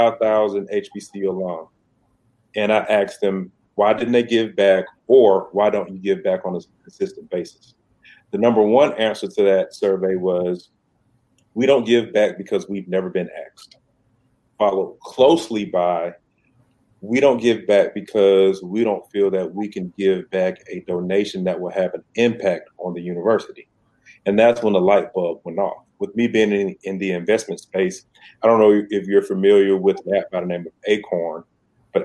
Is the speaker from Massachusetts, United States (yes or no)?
no; Decatur, Georgia, United States; born or raised there